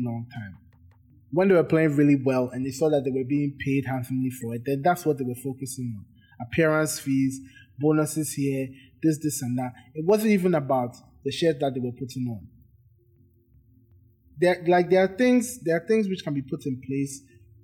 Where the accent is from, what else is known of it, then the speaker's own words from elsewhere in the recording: Ghana; I'm from Ghana